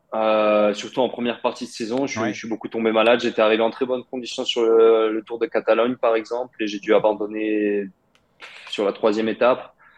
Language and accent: French; France; j'ai grandi en France, Je euh, j'ai jamais vécu en Russie. Bah, oui, mais on va dire mes racines sont russes, mes parents sont russes